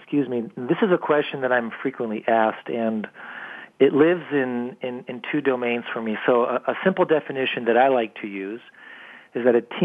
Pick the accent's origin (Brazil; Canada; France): France; now in United States; I was born and raised in France, came over to the United States when I was younger, and went back and forth quite a bit.